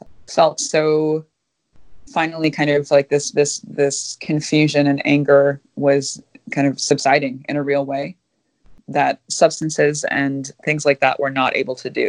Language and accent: English; Minnesota, United States; also born or lived in Kuchiching First Nation, Ontario; I'm Minnesotan